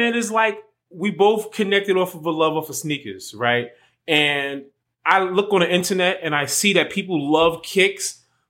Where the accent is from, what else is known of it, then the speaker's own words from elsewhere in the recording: New York City, New York, United States; moved away as an adult; now in Arizona, United States; I'm a Brooklynite.